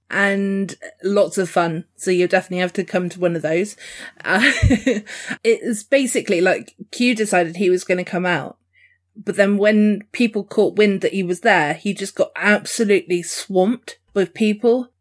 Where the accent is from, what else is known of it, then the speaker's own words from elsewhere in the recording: Dorset, South West England, United Kingdom; I'm Dorset